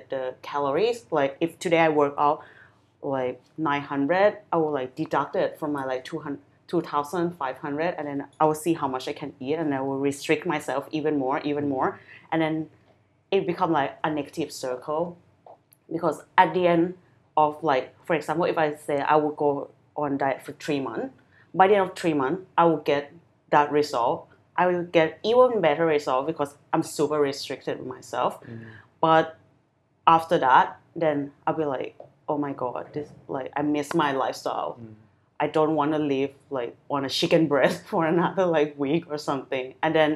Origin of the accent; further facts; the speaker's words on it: Thailand; also born or lived in London; I grew up in Thailand